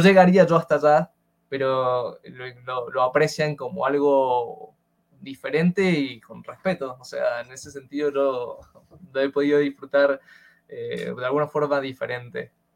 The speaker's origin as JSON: {"language": "Spanish", "country": "Argentina", "said": "estamos los pobres ah, argentinos"}